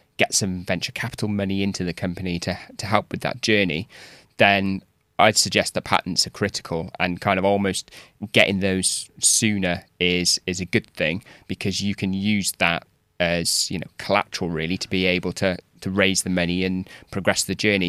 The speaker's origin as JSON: {"language": "English", "region": "Wales", "country": "United Kingdom", "moved": "yes", "said": "I'm from Wales originally"}